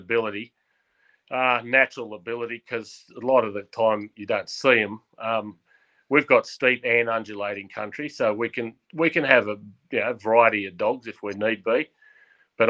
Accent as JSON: {"language": "English", "town": "Goulburn", "region": "New South Wales", "country": "Australia", "tie": "born or raised there", "also_born_or_lived": "Cowra, Australia", "lives_now": "Woodstock, Australia", "said": "I was born in Goulburn, and my father had a property between Oberon and Taralga down in the hill country"}